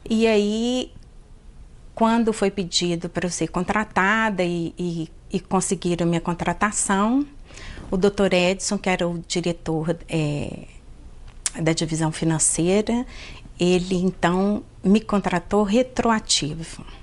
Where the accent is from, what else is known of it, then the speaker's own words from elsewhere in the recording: Belo Horizonte, Minas Gerais, Brazil; also born or lived in Teófilo Otoni; Eu sou originalmente de Tioflotone, a minha família toda é de lá, mas eu vim para cá, para Belo Horizonte, com dois anos. E me sinto um pouco Belo Horizontina, mas tenho o maior orgulho de ter nascido em Tioflotone.